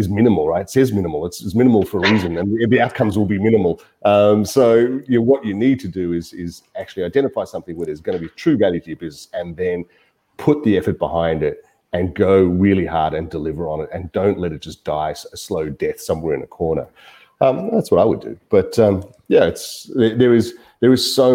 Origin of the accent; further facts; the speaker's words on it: Melbourne, Victoria, Australia; I am from Melbourne. I've been here for most of my working life.